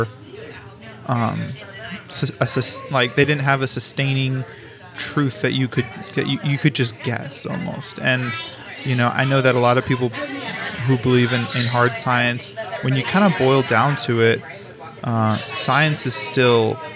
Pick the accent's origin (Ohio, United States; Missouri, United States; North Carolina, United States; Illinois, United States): Missouri, United States; St. Louis; also born or lived in Kansas City / Colorado; whenever I was 8, we moved from Colorado to St. Louis. So kind of my upbringing was broken up into a couple different parts